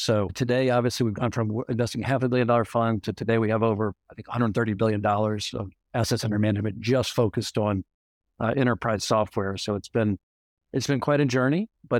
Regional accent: Louisiana, United States; So just quickly on myself, I grew up in Louisiana.

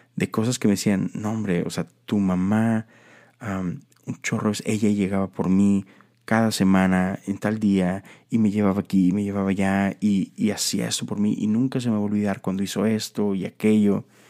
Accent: Mexico; esta tradición que tenemos en México

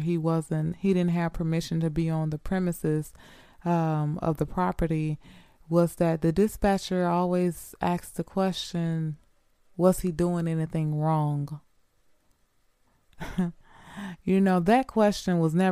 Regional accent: Greenwood, Mississippi, United States; moved away as an adult; I was born and raised in Mississippi, Greenwood, Mississippi

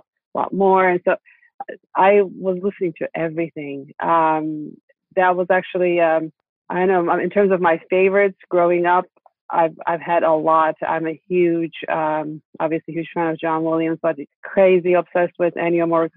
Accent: Istanbul, Turkey; Growing up in Istanbul

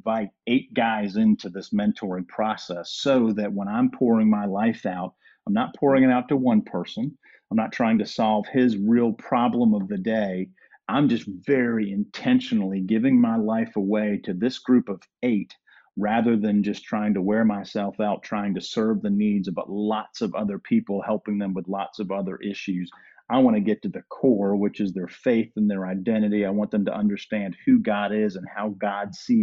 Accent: Durham, North Carolina, United States; moved away as an adult; now in Georgia, United States; when I grew up in Durham

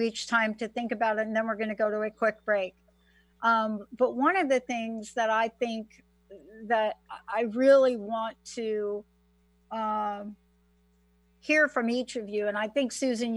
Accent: New Jersey, United States; growing up in New Jersey, I was walking on the beach at the Jersey Shore

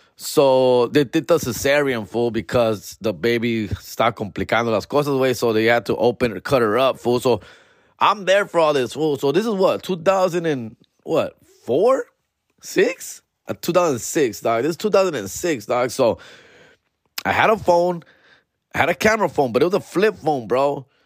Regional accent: Huntington Park, California, United States; H P, my hometown

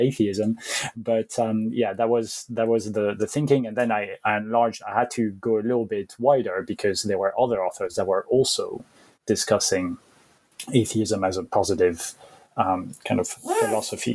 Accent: Belgium; also born or lived in France; now in United Kingdom; I'm originally from France, even though I guess I call myself French, but I grew up in Belgium.

